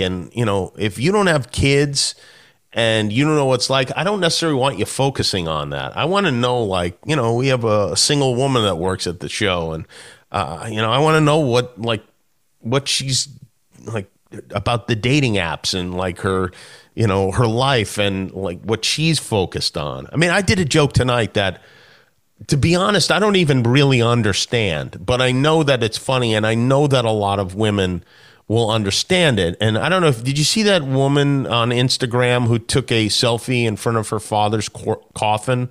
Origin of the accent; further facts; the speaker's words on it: Las Vegas, Nevada, United States; I grew up in Vegas